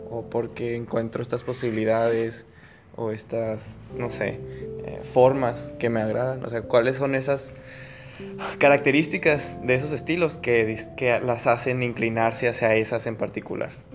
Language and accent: Spanish; Agua Prieta, Sonora, Mexico; somos de Agua Prieta, la parte norte